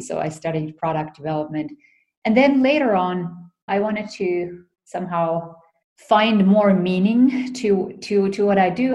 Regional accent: Finland; moved away as an adult; also born or lived in United States; I was um, born and raised in Finland.

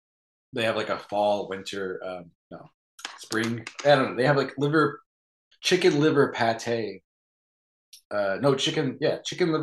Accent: Kannapolis, North Carolina, United States; now in Philadelphia, United States; I'm from more of like the Piedmont central area, but a lot of my family grew up in Western North Carolina and moved to the town that I am from, which is like this small mill town, Kannapolis

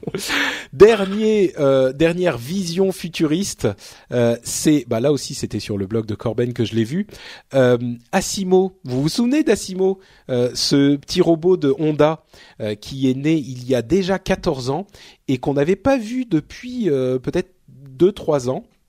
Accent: Paris, Île-de-France, France; born or raised there

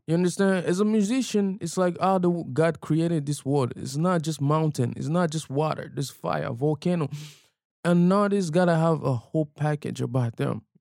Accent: DR Congo; now in Toronto, Canada; growing up in Africa

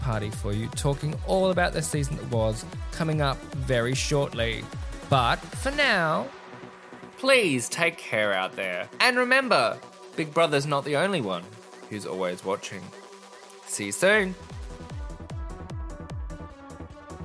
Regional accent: Australia; me as an Aussie.

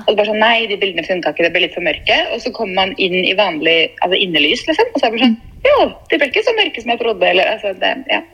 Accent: Fredrikstad, Østfold, Norway; moved away; jeg var jo først hjemme i Fredrikstad

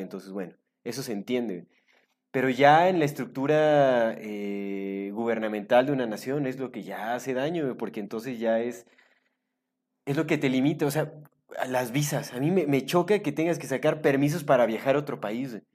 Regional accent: Mexico; also born or lived in Canada; yo soy mexicano y me llevo, digo, yo estuve viviendo un tiempo en Canadá, cinco años

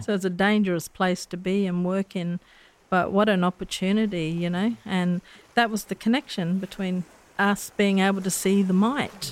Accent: Darwin, Northern Territory, Australia; also born or lived in Daly River; I was born in Darwin, but my cultural background is a bit of a bitsa.

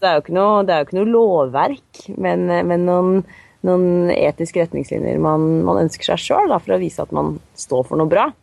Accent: Drammen, Buskerud, Norway; Og så kommer jeg fra Drammen og har tre barn.

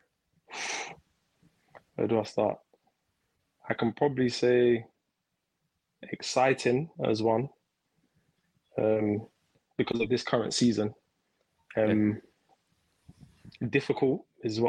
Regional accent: London, United Kingdom; I grew up in East London, Canning Town

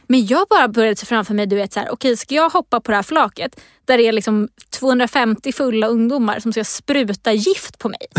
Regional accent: Stockholm, Stockholm County, Sweden; i Stockholm, där jag är ifrån

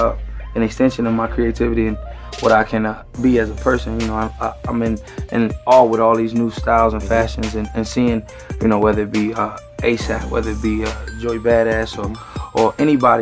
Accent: Virginia, United States; moved away; I'm from Virginia, hometown

